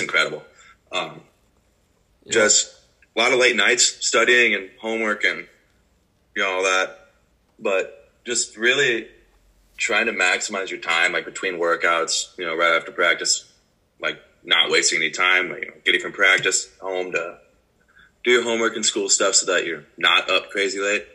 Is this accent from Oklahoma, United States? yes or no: yes; Tulsa, Oklahoma, United States; moved away as an adult; now in Michigan, United States; I'm from Tulsa, Oklahoma, and swimming here in Michigan going into my senior year